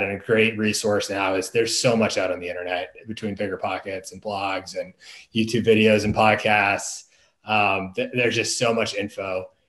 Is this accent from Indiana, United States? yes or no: no; Boston, Massachusetts, United States; moved away as an adult; also born or lived in Washington, D.C. area / Maryland; I'm from the Boston area originally.